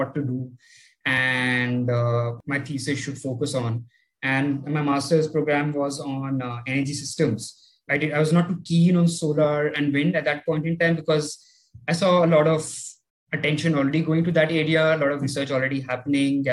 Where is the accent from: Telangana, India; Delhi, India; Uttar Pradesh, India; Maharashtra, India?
Delhi, India; I've been born and brought up in Delhi.